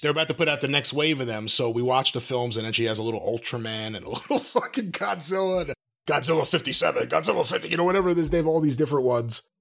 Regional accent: New York, United States; growing up in New York

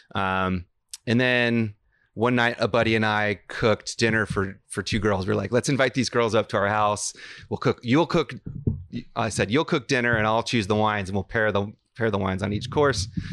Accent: Houston, Texas, United States; moved away as an adult; also born or lived in New York / Santa Fe, New Mexico; now in Napa Valley, United States; I was born in New York, but I really grew up in Houston, Texas

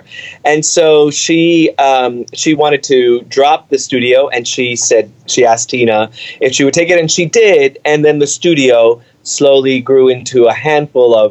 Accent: New York City, New York, United States; also born or lived in Cuba; We grew up in the Bronx

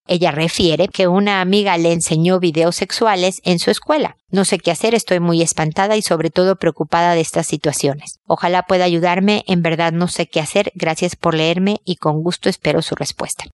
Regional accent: Mexico; como decimos en México

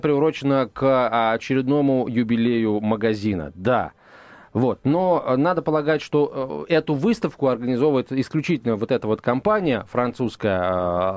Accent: Moscow, Russia; я, как москвич

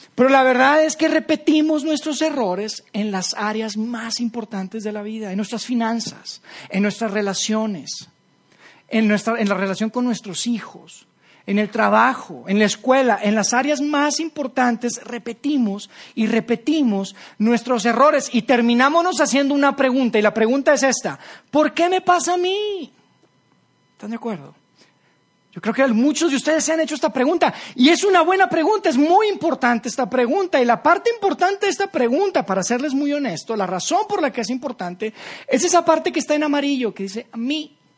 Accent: Monterrey, Nuevo León, Mexico; moved away; mi familia y, yo somos de, somos de Monterrey

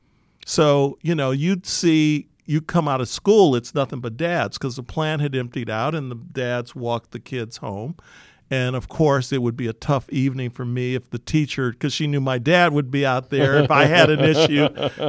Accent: Detroit, Michigan, United States; I grew up in Detroit, west side of Detroit. Like most people who grew up in my neighborhood, their dads and or moms worked in the auto industry.

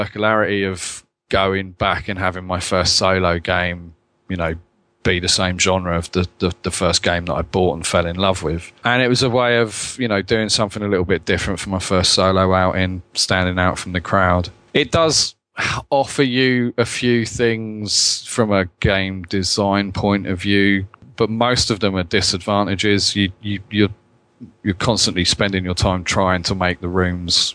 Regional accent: Southampton, South East England, United Kingdom; also born or lived in Dundee, Scotland; now in Helsinki, Finland; I was born in Southampton in the UK, which is, you know, right on the south coast, about an hour outside of London. So south of England is my birthplace, but I've lived in a few places

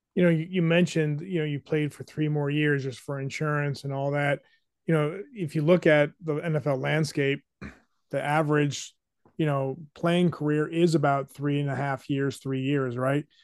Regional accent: New Hampshire, United States; Growing up in New Hampshire

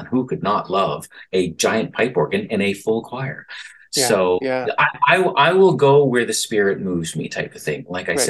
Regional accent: Sydney, Nova Scotia, Canada; I'm from Cape Breton, right from the soul-sucking pit of despair of Sydney itself.

